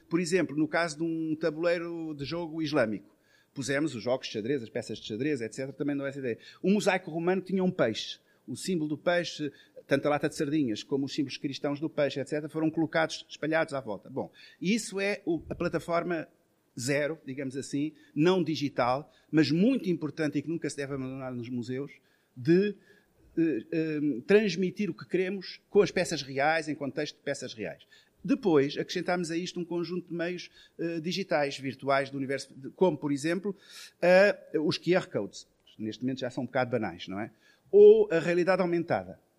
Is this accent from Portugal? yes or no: yes; Portugal